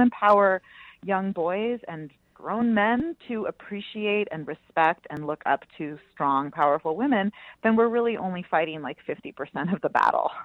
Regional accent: Bay Area, California, United States; I grew up in the Bay Area

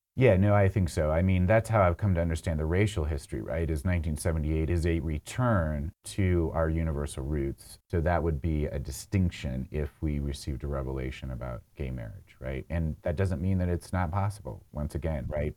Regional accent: Hurricane, Utah, United States; I grew up in Hurricane

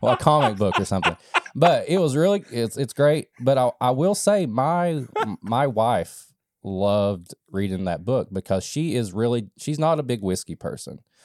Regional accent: Eastern Kentucky, United States; I grew up in a holler. And yes, I grew up in Eastern Kentucky

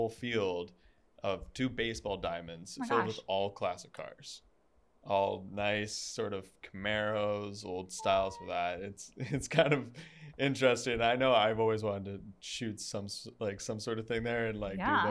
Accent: New Hamburg, Ontario, Canada; now in London, Canada; I'm from New Hamburg

